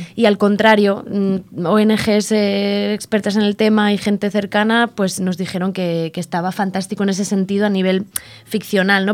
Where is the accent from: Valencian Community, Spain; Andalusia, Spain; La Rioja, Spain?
La Rioja, Spain; Logroño; Yo soy de Logroño